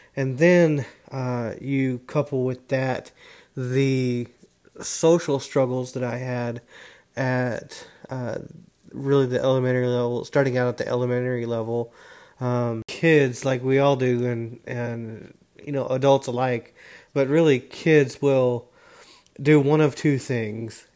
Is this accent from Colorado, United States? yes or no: no; Dallas, Texas, United States; also born or lived in Houston, Texas; I was born in the Houston, Texas area. I now reside in the North Dallas area where I've uh, gone to high school